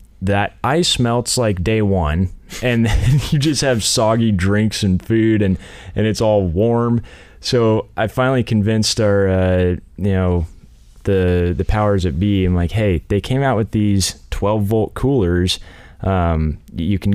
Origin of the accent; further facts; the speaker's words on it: Central Oregon, United States; I'm actually from Central Oregon